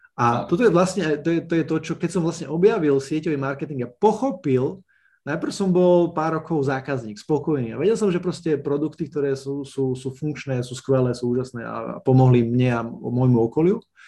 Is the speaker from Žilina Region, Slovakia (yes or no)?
no; Snina, Prešov Region, Slovakia; pochádzam z malého mesta Snina na východe Slovenska.